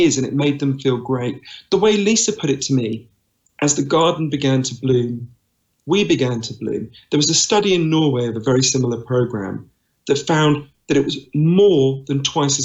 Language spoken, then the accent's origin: English; United Kingdom; accent: Downton Abbey voice; also born or lived in East London / United States; here in London, as you can tell from my weird Downton Abbey voice. I'm British